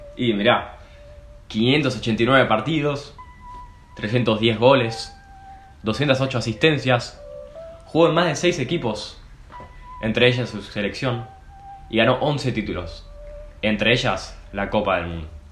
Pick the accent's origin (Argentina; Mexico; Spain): Argentina; Nos unió como pueblo argentino